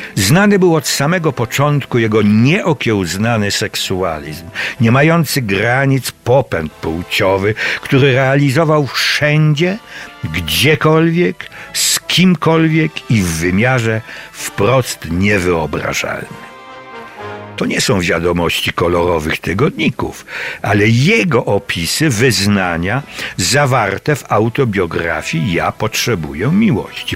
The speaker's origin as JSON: {"language": "Polish", "area": "Cieszyn Silesia", "region": "Silesian Voivodeship", "country": "Poland", "tie": "born or raised there", "said": "Śląska Cieszyńskiego, to moja mała ojczyzna"}